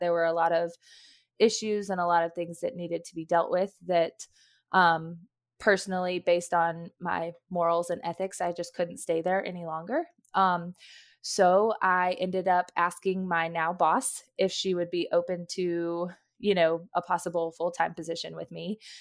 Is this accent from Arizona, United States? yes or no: no; Knoxville, Tennessee, United States; moved away as an adult; now in North Georgia, United States; I'm originally from Knoxville, Tennessee, that's where my family lives